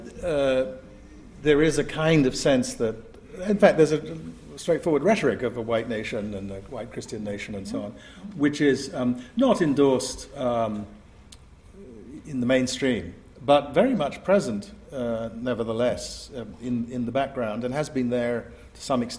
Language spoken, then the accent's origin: English; Asante, Ashanti, Ghana; also born or lived in England; The way we Asantes, my sisters are in the front row, we Asantes think of ourselves as having come out of the ground in Asante